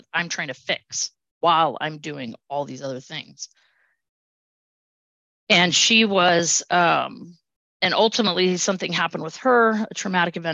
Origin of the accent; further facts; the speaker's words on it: Southern California, United States; moved away; I grew up in Southern California.